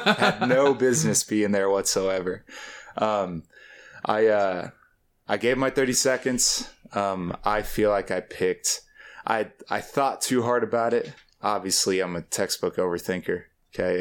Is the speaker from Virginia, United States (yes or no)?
no; Topeka, Kansas, United States; I grew up with a generation that, um, that thought that leaving Topeka was a solution